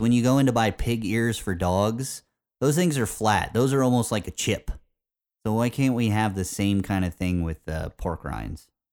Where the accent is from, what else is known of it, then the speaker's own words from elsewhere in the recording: Indiana, United States; growing up in Indiana